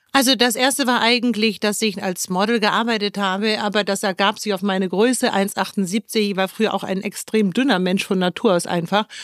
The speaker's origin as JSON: {"language": "German", "region": "Hamburg", "country": "Germany", "tie": "born or raised there", "also_born_or_lived": "Cologne / Düsseldorf", "moved": "as an adult", "said": "ich bin übrigens Hamburgerin. Ich bin hier komplett aufgewachsen"}